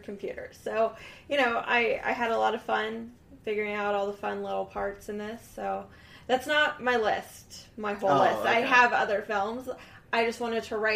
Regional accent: Kansas City, Missouri, United States; I'm from Missouri

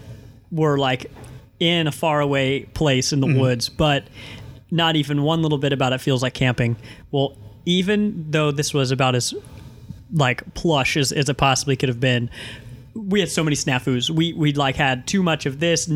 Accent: Missouri, United States; we're from Missouri

